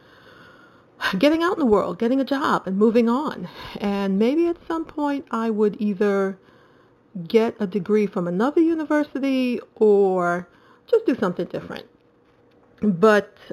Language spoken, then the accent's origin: English; New York City, New York, United States; also born or lived in Trinidad; my family came from Trinidad, moved to New York when I was 3. So I grew up in Brooklyn with my mom and dad and my older brother